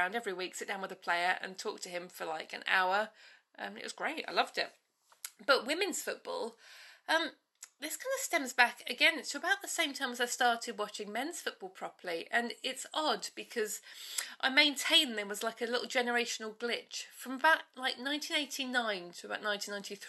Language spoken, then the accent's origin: English; Bedfordshire, East of England, United Kingdom; moved away as an adult; also born or lived in London; I grew up in Bedfordshire, and my nearest team was Luton